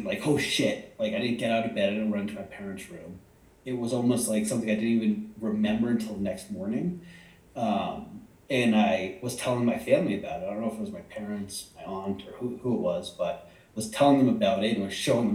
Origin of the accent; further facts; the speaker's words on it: Hollis, United States; The house I grew up in Hollis was 80s